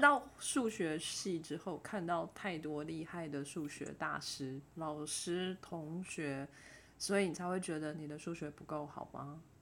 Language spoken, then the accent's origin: Chinese; near Hsinchu, Taiwan; 他在新竹，也是离我老家很近